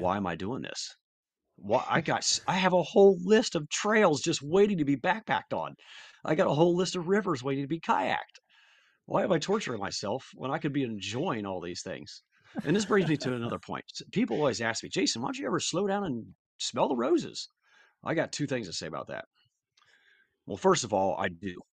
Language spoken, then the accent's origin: English; Columbus, United States; born or raised there